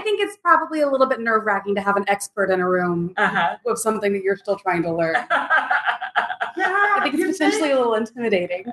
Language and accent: English; the Bible Belt, United States; moved away as an adult; now in Lawrence, United States; I'm, I'm from Bible Belt